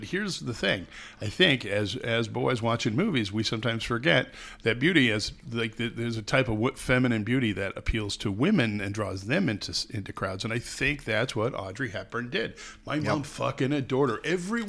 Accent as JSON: {"language": "English", "country": "Ireland", "said": "I'm Irish, buddy."}